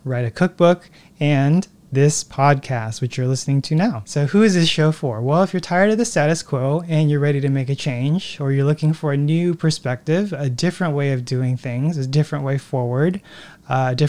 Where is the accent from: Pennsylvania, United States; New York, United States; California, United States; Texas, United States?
California, United States; Newport Beach; also born or lived in Hawaii / Los Angeles; Newport Beach, which is where I grew up